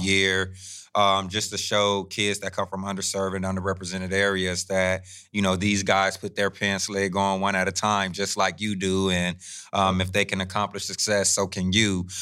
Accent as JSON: {"language": "English", "town": "Fresno", "region": "California", "country": "United States", "tie": "born or raised there", "said": "I come from Southwest Fresno"}